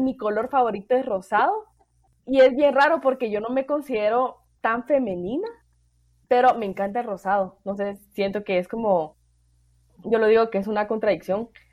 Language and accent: Spanish; El Salvador; yo soy salvadoreña